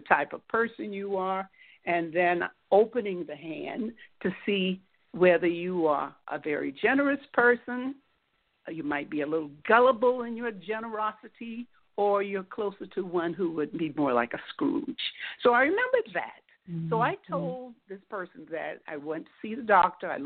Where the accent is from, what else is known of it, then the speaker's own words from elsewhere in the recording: Miami, Florida, United States; I'm from Miami